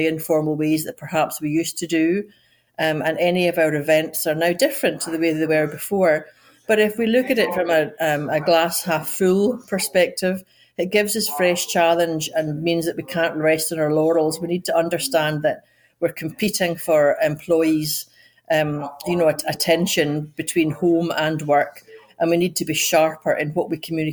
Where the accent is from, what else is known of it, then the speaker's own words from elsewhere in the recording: Scotland, United Kingdom; moved away as an adult; also born or lived in Edinburgh; now in United States; I'm Scottish, but yet I work in America